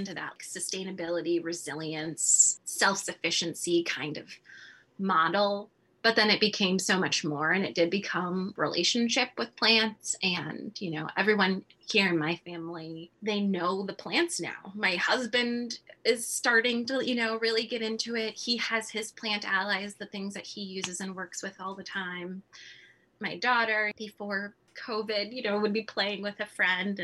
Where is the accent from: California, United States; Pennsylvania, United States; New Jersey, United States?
California, United States; moved away as an adult; now in Midwest, United States; Growing up in California, I've never experienced winters like this